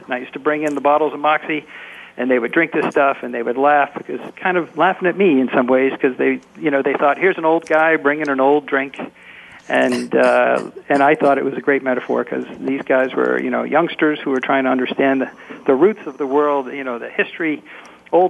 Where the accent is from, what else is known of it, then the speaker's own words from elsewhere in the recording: Massachusetts, United States; now in New York, United States; I'm in New York. I grew up in Massachusetts